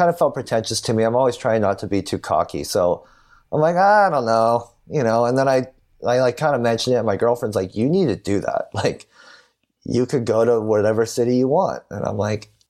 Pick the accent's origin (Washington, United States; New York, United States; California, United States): California, United States; I'm from California